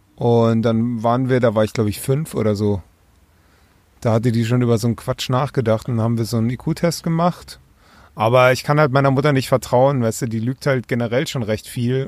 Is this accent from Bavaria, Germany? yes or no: yes; Bavaria, Germany; moved away